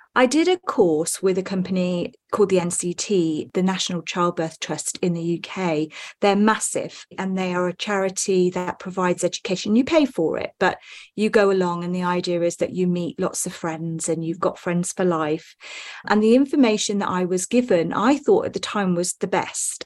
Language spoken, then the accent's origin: English; Wales, United Kingdom; I'm from the U K. I was born in Wales, in a very small town